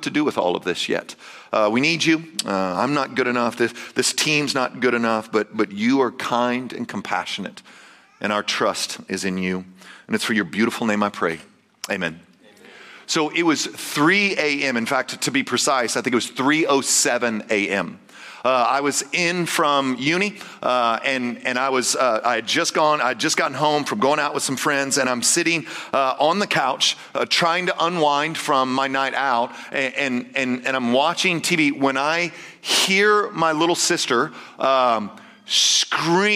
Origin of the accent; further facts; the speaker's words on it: Texas, United States; I'm Texan